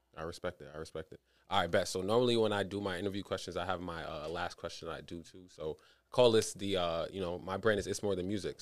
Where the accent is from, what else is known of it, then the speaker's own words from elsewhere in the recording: New York City, New York, United States; I'm from East Flatbush